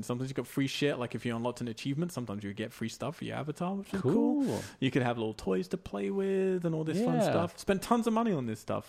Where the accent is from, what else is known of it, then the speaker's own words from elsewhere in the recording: England, United Kingdom; I'm English.